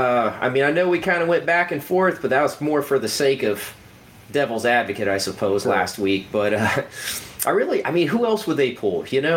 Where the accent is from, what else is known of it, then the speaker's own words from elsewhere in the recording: Ohio, United States; we're from Ohio, we tend to be negative.